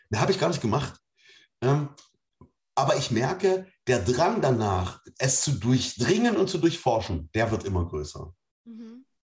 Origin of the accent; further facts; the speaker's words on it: Germany; Ich komme aus der DDR, da gibt es keinen Gott.